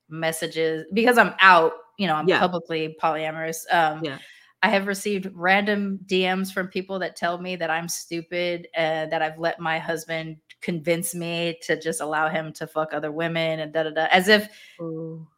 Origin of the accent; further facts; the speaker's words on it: United States; as an American